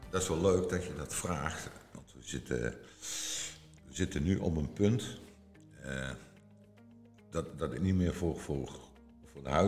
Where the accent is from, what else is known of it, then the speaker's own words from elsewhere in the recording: Limburg, Netherlands; accent: soft G; misschien dat dat komt door mijn zachte G, dat ik uit Limburg kom